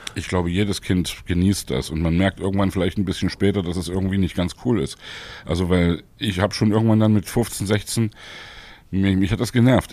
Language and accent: German; Leipzig, Saxony, Germany; ich komme aus Leipzig und Leipzig ist meine Lieblingsstadt